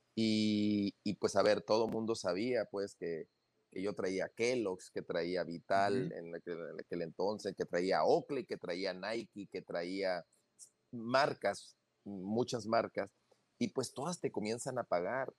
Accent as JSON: {"language": "Spanish", "region": "northern Mexico", "country": "Mexico", "said": "nosotros que somos norteños"}